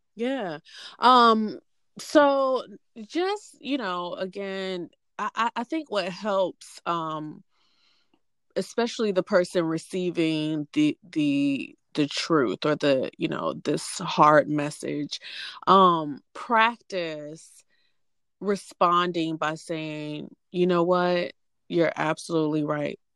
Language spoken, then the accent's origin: English; Hampton, Virginia, United States; now in Atlanta, United States; I am originally from Hampton, Virginia, but currently I live in the Atlanta metro area